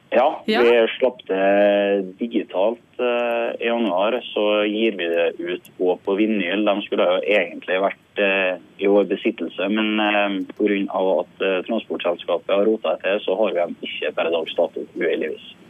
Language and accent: Norwegian; Sunndalsøra, Møre og Romsdal, Norway; Akkurat nå befinner jeg meg i hjemkommunen min, eh, Sunndalsøra